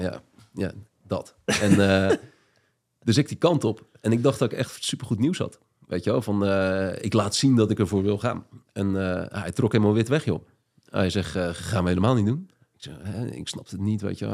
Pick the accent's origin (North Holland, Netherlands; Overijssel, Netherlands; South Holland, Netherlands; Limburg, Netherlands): South Holland, Netherlands; Papendrecht; moved away as an adult; also born or lived in Amsterdam; Ik kwam uit Papendrecht en ging naar Amsterdam